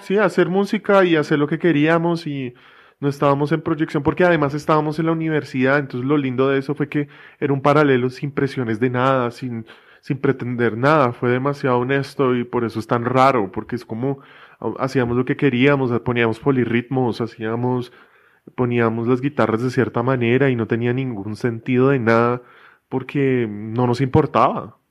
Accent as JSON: {"language": "Spanish", "region": "Bogotá", "country": "Colombia", "tie": "born or raised there", "said": "Yo crecí en Bogotá"}